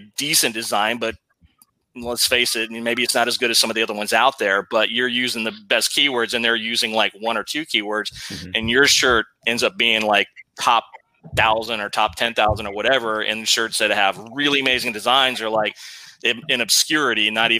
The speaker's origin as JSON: {"language": "English", "region": "Texas", "country": "United States", "also_born_or_lived": "San Antonio", "said": "Texas boy here"}